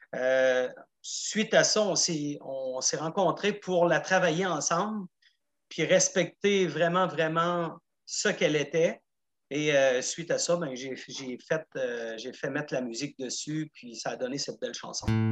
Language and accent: French; Gaspésie, Quebec, Canada; moved away as an adult; also born or lived in Montreal; J'ai quitté la Gaspésie en 87 après mon cégep